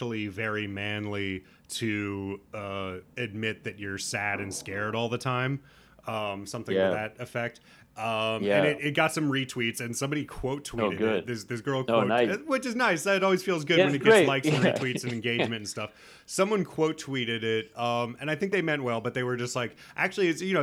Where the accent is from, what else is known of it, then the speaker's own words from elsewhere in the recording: Nebraska, United States; I'm from Nebraska, but like I was raised in, you know, like a, I wouldn't say hippie